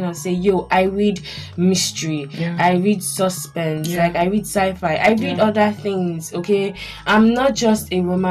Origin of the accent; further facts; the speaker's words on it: Nigeria; I'm Nigerian